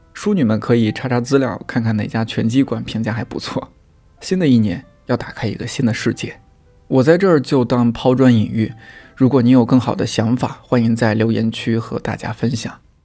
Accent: China; 作为中国人

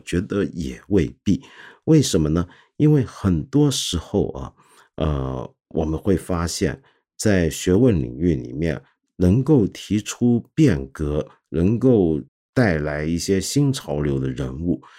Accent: China; 在我们中华人民共和国里面，

